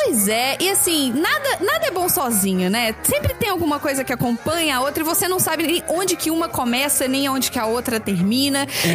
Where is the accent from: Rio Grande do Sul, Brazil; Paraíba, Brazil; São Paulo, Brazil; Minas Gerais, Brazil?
Minas Gerais, Brazil; eu que sou de Minas Gerais